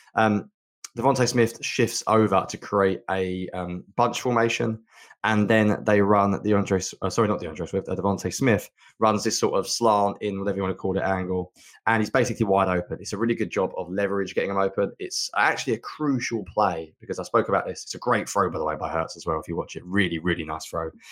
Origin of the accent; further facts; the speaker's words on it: England, United Kingdom; being English